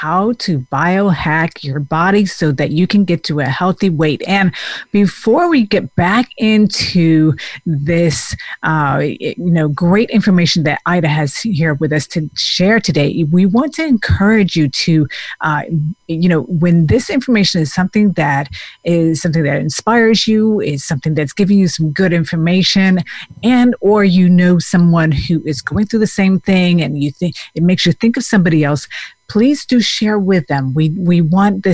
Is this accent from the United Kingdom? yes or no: no; Denmark; moved away; I grew up in Denmark where, you know, people, they just are more physically active, and the whole lifestyle is very different than from over here.